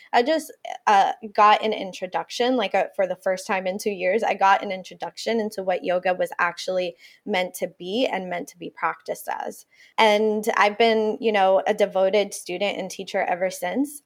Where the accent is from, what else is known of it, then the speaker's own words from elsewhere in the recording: Puerto Rico; first language Spanish; English is a second language; moved away; also born or lived in Ithaca, New York; they moved back to Puerto Rico to raise me and my sister.